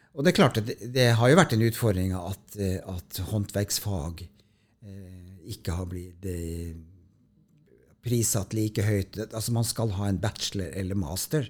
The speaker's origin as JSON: {"language": "Norwegian", "town": "Tromsø", "region": "Troms", "country": "Norway", "moved": "yes", "said": "så kommer jeg opprinnelig fra Tromsø, så jeg kom jo fra det høyeste nord"}